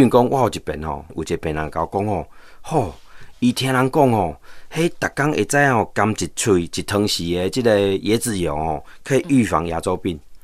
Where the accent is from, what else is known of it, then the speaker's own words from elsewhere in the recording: Taiwan; 我们台湾人现在平均寿命到八十几岁了